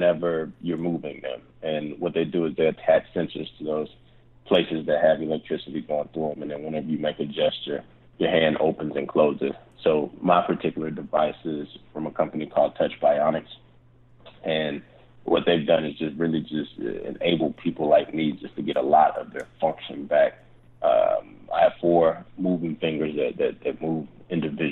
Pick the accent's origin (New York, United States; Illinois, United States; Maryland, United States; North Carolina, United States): North Carolina, United States; Charlotte; I'm originally from Charlotte, and I'm a Southern guy